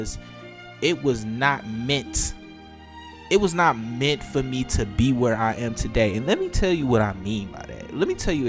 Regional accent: Detroit, Michigan, United States; I grew up in Detroit. I am a North Ender

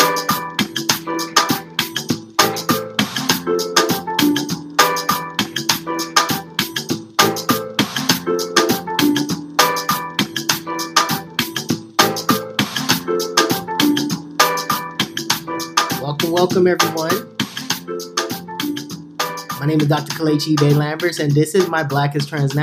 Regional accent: Imo, Nigeria; moved away; In the motherland in Nigeria, which is my hometown, my native country

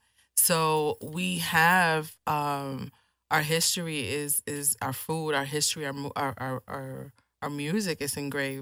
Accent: New York, United States; now in Houston, United States; born and raised in New York.

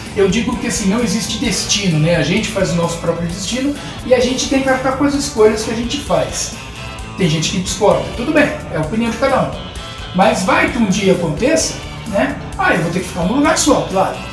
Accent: São Paulo, Brazil; moved away as an adult; now in Praia Grande, Brazil; Eu nasci em São Paulo, eu fui criado em São Paulo, paulistano nato e tudo mais, e fui pra Praia Grande na primeira chance

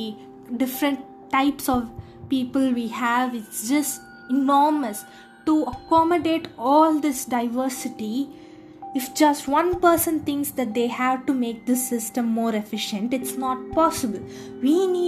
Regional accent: India

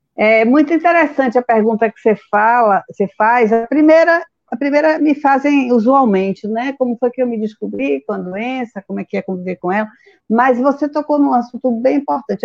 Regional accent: Feira de Santana, Bahia, Brazil; eu sou de Feira de Santana

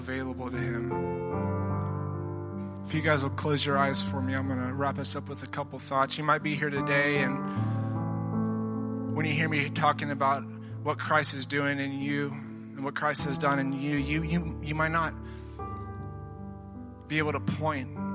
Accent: Tennessee, United States; I'm from Tennessee

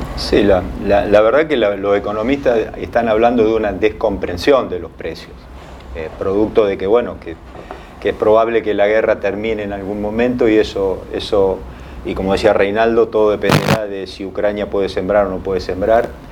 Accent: Argentina

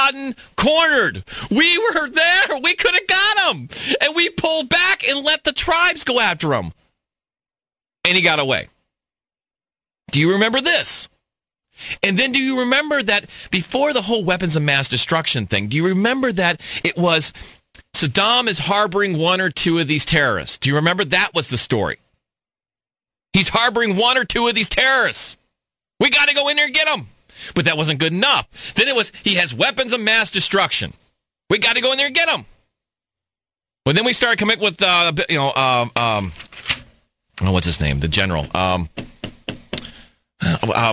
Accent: Texas, United States; now in Phoenix, United States; I'm from Texas

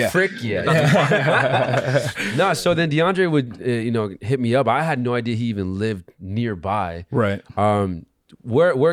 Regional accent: Rancho Santa Margarita, California, United States; now in Santa Ana, United States; I grew up in Rancho Santa Margarita.

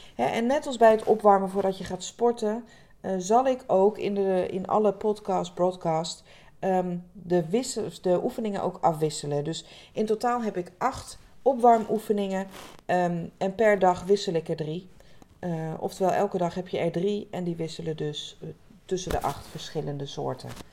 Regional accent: Rotterdam area, South Holland, Netherlands; Ik kom uit de omgeving van Rotterdam

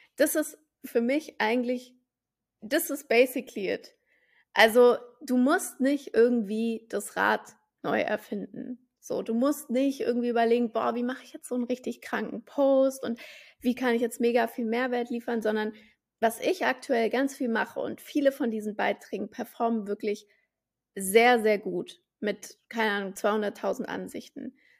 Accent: Frankfurt am Main, Hesse, Germany; ich bin ja gebürtig aus Frankfurt am Main

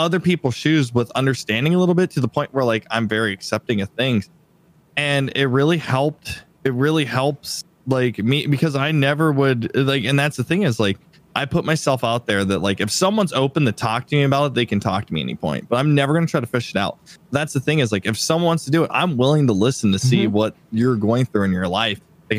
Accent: Saudi Arabia; I'm from Saudi Arabia, but people automatically group me with the evil ISIS type stuff.

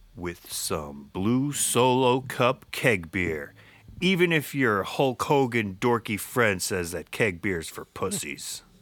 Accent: United States; we grew up in Middlesex County

